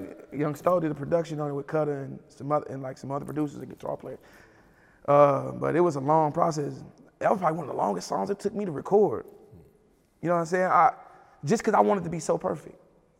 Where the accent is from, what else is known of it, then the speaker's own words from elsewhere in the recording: Kansas, United States; But I'm from Kansas. I'm actually from Kansas, so I'm the biggest artist out of mm-hmm. Kansas.